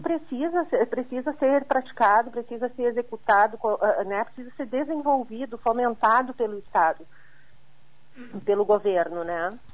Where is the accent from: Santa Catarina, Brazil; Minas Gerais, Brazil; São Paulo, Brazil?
Santa Catarina, Brazil; como catarinense